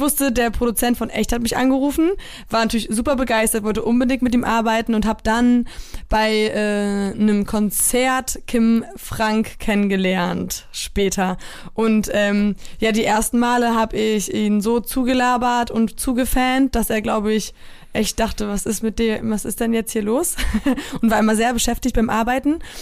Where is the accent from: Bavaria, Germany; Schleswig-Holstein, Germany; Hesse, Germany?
Schleswig-Holstein, Germany; North Frisia, near Flensburg; also born or lived in Solingen / Poland; in dem ich groß geworden bin in Nordfriesland